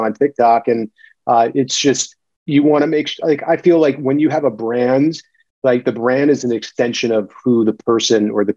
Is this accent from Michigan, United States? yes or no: no; Clark, New Jersey, United States; moved away; also born or lived in New York City / Marina Del Rey, California; I'm a Jersey dude. I was born and raised in Clark, New Jersey, Union County